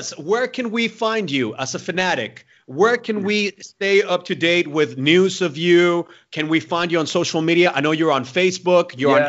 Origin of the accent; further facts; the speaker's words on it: Mexico; I'm from Mexico.